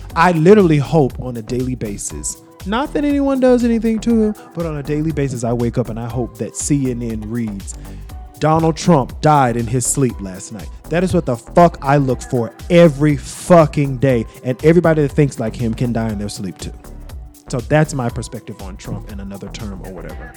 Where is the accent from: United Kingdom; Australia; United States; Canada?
United States; Greensboro, North Carolina; I'm, I'm from Greensboro, North Carolina